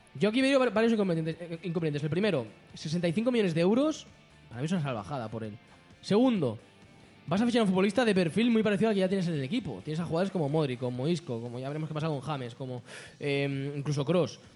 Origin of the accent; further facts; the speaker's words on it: Barcelona, Catalonia, Spain; aquí en Barcelona tenemos la suerte. Los que somos de Barcelona podemos ir a la playa